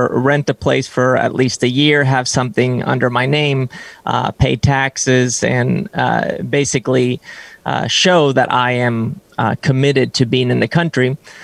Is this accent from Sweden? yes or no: yes; Sweden; also born or lived in San Francisco, United States; now in United States; I'm Swedish.